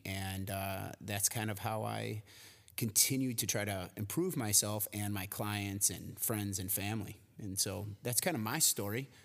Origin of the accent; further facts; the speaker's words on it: Cary, Illinois, United States; I was born uh, in a suburb right outside of Chicago called Cary, Illinois